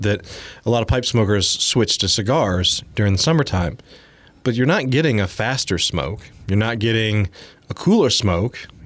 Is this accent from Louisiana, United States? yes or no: yes; Louisiana, United States; now in Austin, United States; We're both from Louisiana